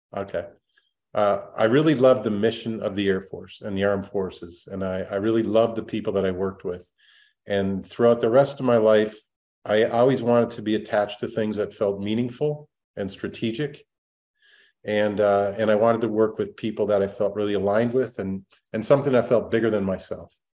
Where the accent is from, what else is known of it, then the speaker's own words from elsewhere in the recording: Minnesota, United States; I grew up in Minnesota